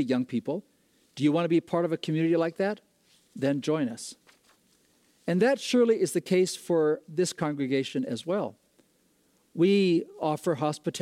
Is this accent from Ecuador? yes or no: yes; Ecuador; moved away; I grew up in Ecuador, South America